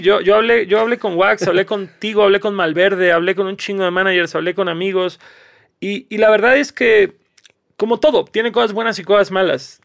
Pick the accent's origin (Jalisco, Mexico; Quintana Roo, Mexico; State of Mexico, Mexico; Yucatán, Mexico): Quintana Roo, Mexico; Cancún; moved away; yo vengo de Cancún